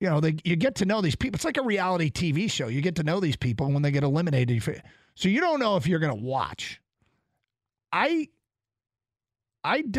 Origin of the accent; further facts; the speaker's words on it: United States; as an American